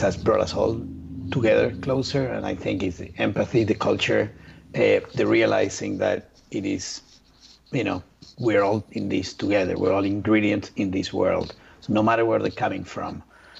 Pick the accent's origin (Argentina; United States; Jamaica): Argentina; English is a second language; I'm from Argentina.